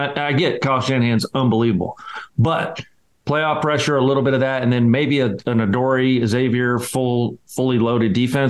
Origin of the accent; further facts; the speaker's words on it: Scotland, United Kingdom; I'm the Scotsman